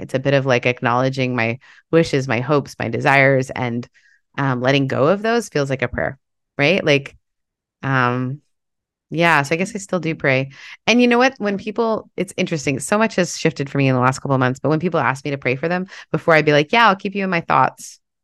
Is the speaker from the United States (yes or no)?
no; Canada; I grew up in Canada